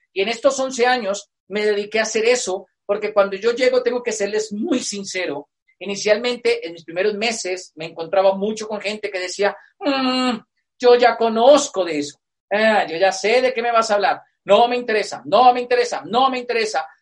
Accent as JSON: {"language": "Spanish", "town": "Moniquirá", "region": "Boyacá", "country": "Colombia", "tie": "born or raised there", "said": "yo soy colombiano. Y yo nací en una provincia en Colombia, acá se llaman departamentos, que es una provincia por tradición agrícola."}